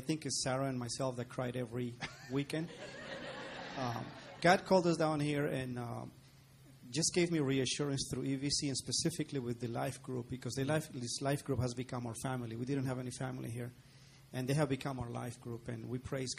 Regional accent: Colombia; moved away as an adult; also born or lived in New Jersey, United States / Tarrytown, New York; now in Texas, United States; Originally Columbia, South America.

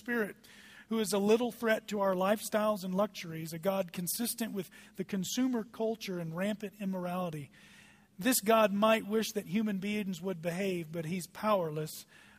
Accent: Dallas, Texas, United States; now in Eagle, United States; I come from Dallas. There are traffic jams, and it's daily. Dallas is a traffic jam.

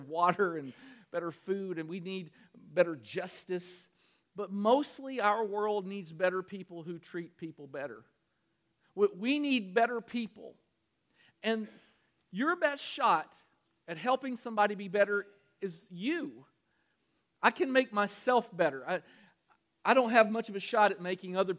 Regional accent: Danville, Kentucky, United States; In Danville, Kentucky, my hometown

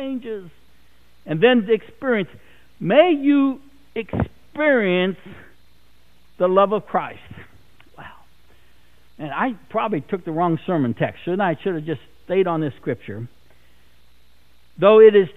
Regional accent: South Dakota, United States; moved away; I grew up out in South Dakota

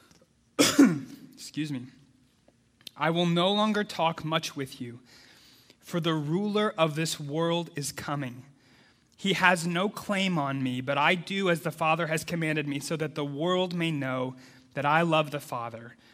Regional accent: Midwest United States, United States; I grew up in the Midwest United States

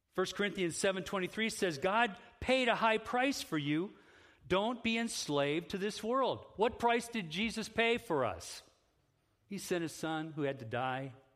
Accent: Independence, Ohio, United States; moved away as an adult; also born or lived in Oaxaca, Mexico; now in Holland, United States; I'm an Ohio guy. I grew up in Independence.

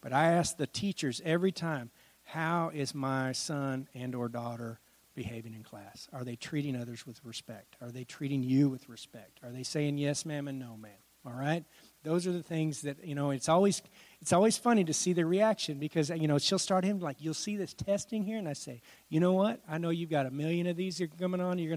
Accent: Washington, United States; moved away; I grew up in Washington State

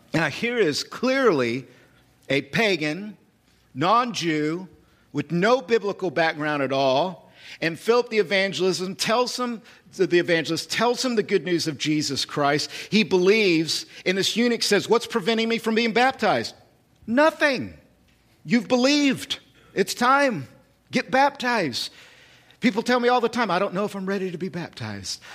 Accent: United States; I'm a citizen. I'm American.

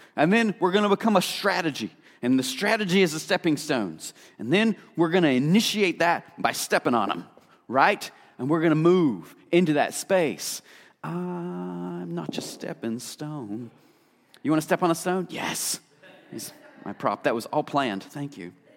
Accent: Appalachia, United States; I grew up in Appalachia

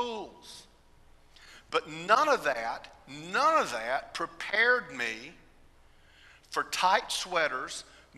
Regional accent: Austell, Georgia, United States; also born or lived in Fort Leonard Wood, Missouri; We moved back to Austell, Georgia, where we lived near my great-grandparents, my grandparents, my aunts, and my uncles

